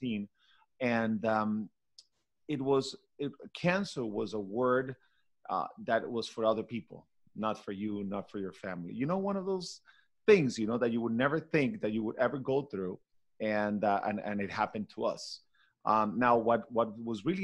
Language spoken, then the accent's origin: English; Caracas, Capital District, Venezuela; English is a second language; moved away as an adult; now in Miami, United States; my brothers and I were all raised, you know, born and raised in Venezuela.